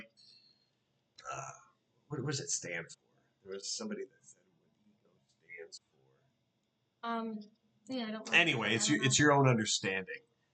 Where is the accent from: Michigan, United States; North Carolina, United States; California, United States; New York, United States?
Michigan, United States; Detroit; when we were growing up in Detroit